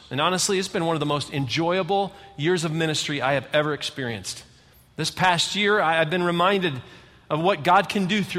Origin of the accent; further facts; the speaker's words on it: Michigan, United States; You know, I'm from Michigan. I've lived in 5 different states, but I'm just going to tell you, we live in the best state in the whole country.